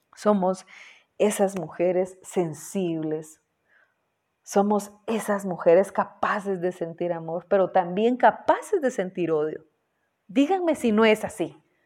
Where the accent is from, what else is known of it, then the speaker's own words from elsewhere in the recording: Guatemala; vivo en Guatemala, eh, fui productora y conductora de programas en mi país, Guatemala